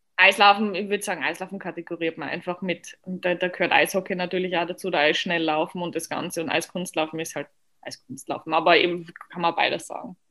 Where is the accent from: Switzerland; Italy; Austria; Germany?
Austria; Und ich komme aus Österreich